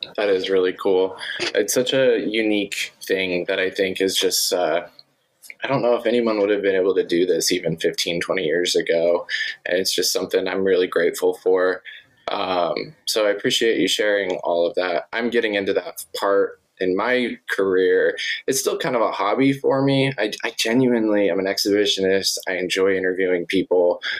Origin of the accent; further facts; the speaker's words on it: Montana, United States; I grew up in Montana